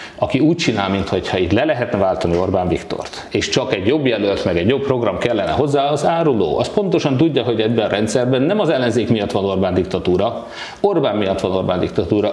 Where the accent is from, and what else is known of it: Hódmezővásárhely, Csongrád-Csanád, Hungary